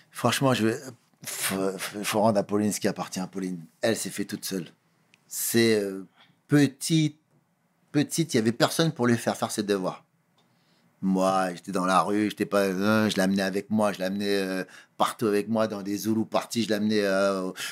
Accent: Cape Verde; Étant donné que je suis originaire du Cap Vert, mes parents sont du Cap Vert.

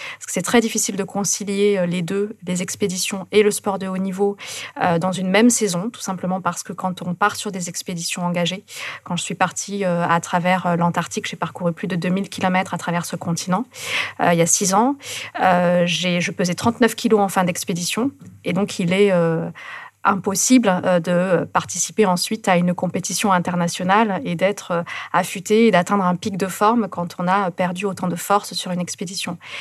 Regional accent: near Toulouse, Occitania, France; moved away; also born or lived in Carcassonne; je suis née à Carcassonne, et puis après, j'ai vécu à côté de Toulouse

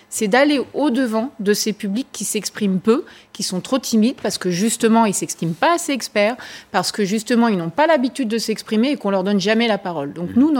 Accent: France; Comme je vous le disais, chez nous, en France en tout cas, la participation n'est pas directement décisionnaire.

